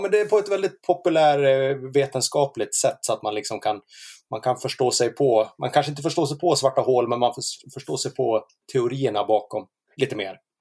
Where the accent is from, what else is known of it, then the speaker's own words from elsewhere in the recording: Sveg, Jämtland, Sweden; also born or lived in Leksand / Härjedalen mountains; now in Falun, Sweden; jag är uppvuxen i Sveg